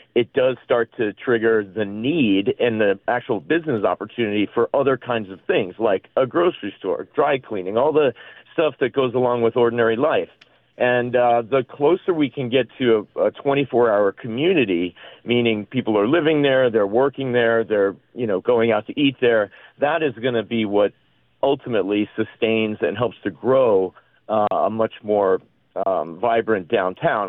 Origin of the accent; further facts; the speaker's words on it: East Coast, United States; now in Las Vegas, United States; I'm from the East Coast